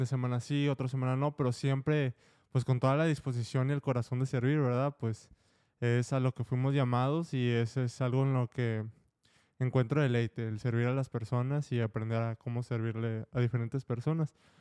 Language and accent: Spanish; Monterrey, Nuevo León, Mexico; moved away; cuando estaba allá en Monterrey